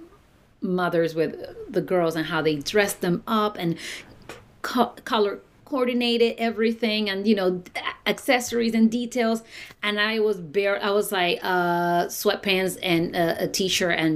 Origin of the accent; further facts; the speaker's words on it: Puerto Rico; moved away as an adult; now in New York, United States; I'm from Puerto Rico